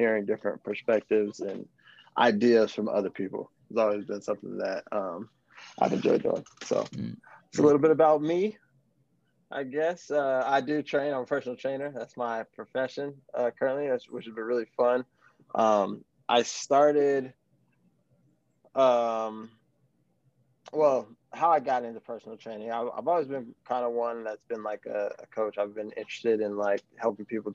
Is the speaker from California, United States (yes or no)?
yes; Palmdale, California, United States; also born or lived in Colorado; now in Inglewood, United States; I am from Palmdale, California. I live in Inglewood currently